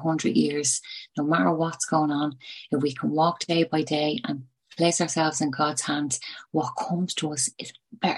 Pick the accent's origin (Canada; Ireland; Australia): Ireland; Dublin, Leinster; now in Tipperary, Ireland; I am from Dublin, but I live in Tipperary.